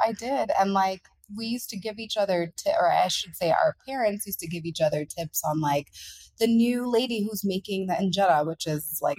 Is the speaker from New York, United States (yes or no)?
yes; New York City, New York, United States; moved away as an adult; now in Ethiopia; I was born and raised in Queens, New York, in the late 80s.